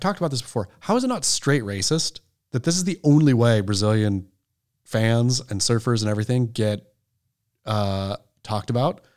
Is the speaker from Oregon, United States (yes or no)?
yes; Oregon, United States; also born or lived in Southern California; now in California, United States; as an Oregon boy, growing up in Oregon